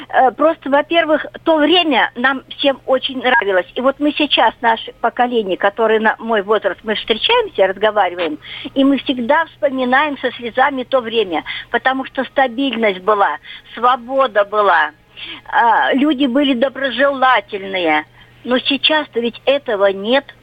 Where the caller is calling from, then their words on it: Russia; Я из Тайского края. Мне 70 лет.